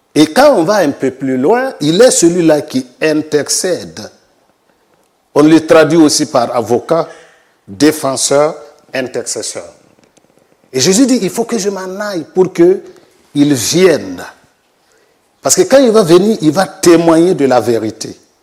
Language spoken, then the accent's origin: French; Burkina Faso; je suis du Burkina Faso, pasteur euh, sur place là-bas depuis 2013